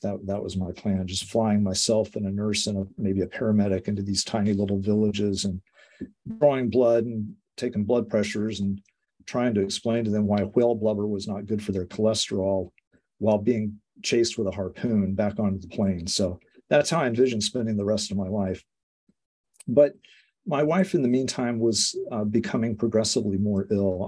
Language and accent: English; Colorado, United States; accent: American; moved away; I'm from Colorado